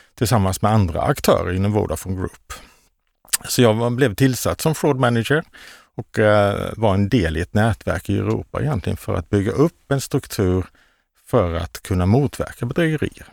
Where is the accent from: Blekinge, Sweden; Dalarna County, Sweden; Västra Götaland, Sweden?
Blekinge, Sweden; Karlskrona; moved away; also born or lived in Västergötland; jag är ju från Blekinge, mm. Karlskrona